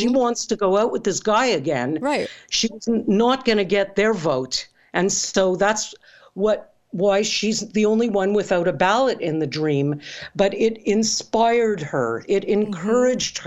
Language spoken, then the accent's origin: English; Canada; I'm Canadian